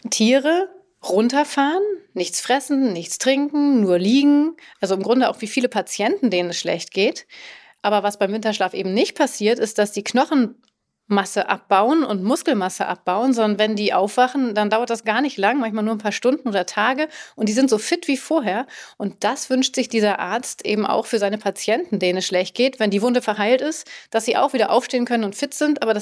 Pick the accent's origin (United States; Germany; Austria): Austria; Langenlois, Lower Austria; ich bin zehn Jahre alt und ich komme aus Langenlois, das in Österreich.